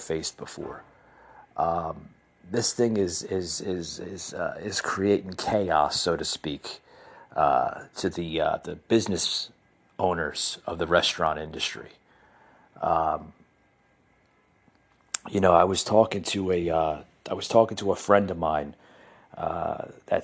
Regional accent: United States; I come from the New Jersey, New York metropolitan area. I was born and raised in that area

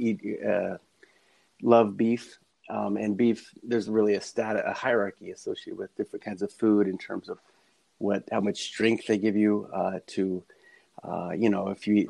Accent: Texas, United States; moved away; I grew up in Texas

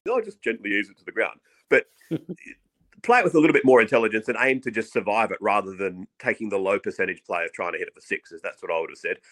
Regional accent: Australia; as an Aussie

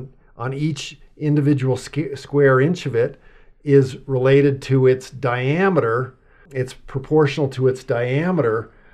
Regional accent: Los Alamos, New Mexico, United States; I grew up in Los Alamos, New Mexico.

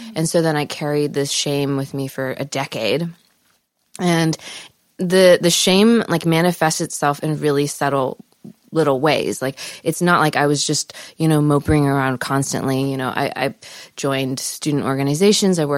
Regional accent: Palos Verdes, California, United States; Los Angeles. Actually, Palos Verdes.

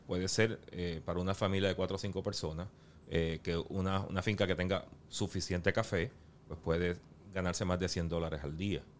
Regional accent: Yauco, Puerto Rico; los caficultores que producen y procesan ese café, pues, son de mi pueblo natal

